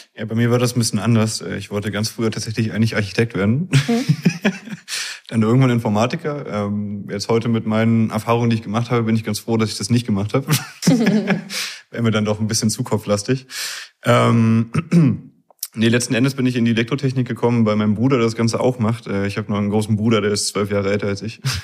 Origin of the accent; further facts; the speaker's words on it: Berlin area, Germany; accent: leichter nordischer Dialekt; moved away as an adult; now in Zittau, Germany; ich komme aus dem Raum Berlin tatsächlich